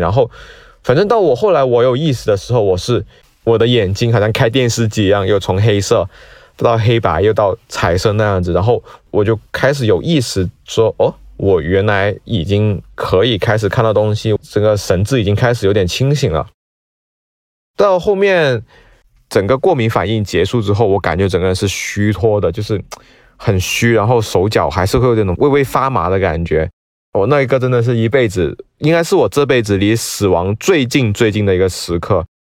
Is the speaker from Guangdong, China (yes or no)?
yes; Guangdong, China; now in Shanghai, China; 我是一名广东人，那现在居住在上海